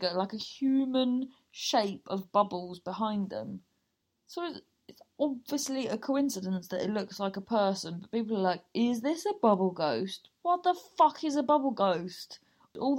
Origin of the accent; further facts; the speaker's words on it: Cornwall, South West England, United Kingdom; we grew up in Cornwall